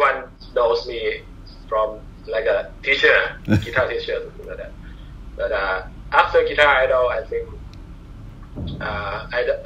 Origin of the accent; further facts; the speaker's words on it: Bangkok, Thailand; English is a second language; moved away as an adult; also born or lived in Pattaya, Thailand; now in Chiang Mai, Thailand; I was living in Bangkok